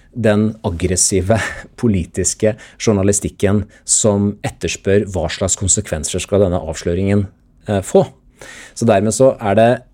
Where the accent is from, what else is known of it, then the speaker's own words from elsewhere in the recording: Sarpsborg, Østfold, Norway; moved away; før NTB i lokalavisa hjemme i Sarpsborg